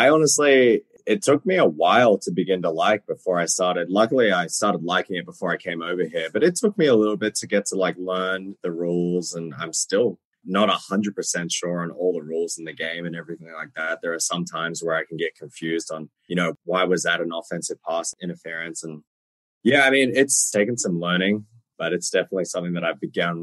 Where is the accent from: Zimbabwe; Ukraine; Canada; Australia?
Australia; Sydney, New South Wales; moved away as an adult; also born or lived in Melbourne / Virginia Tech; I was born in Sydney and I grew up playing Australian rules football until I was probably, I think it was 17 or 18